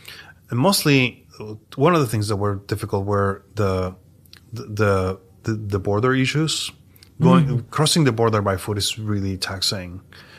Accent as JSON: {"language": "English", "region": "New York", "country": "United States", "said": "I'm an artist from New York"}